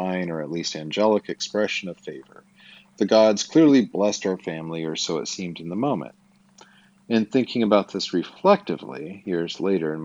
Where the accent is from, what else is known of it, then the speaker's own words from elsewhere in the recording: Twin Falls, Idaho, United States; I was born in Twin Falls, Idaho, at Magic Valley Regional Medical Center on April 15th, 1974